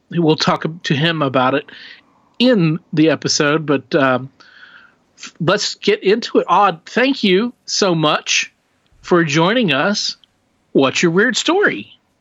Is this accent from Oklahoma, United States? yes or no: yes; Oklahoma, United States; We grew up in Oklahoma.